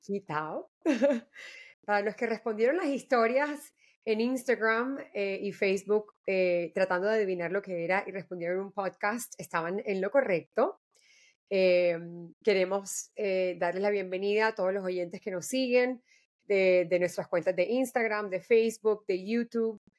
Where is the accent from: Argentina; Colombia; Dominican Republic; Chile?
Colombia; soy eh, mujer colombiana